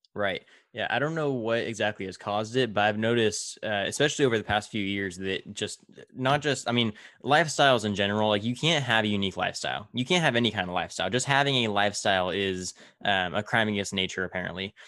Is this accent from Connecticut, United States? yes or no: no; Tulare, California, United States; in my hometown of Tulare, we're right in the smack dab middle of the Central Valley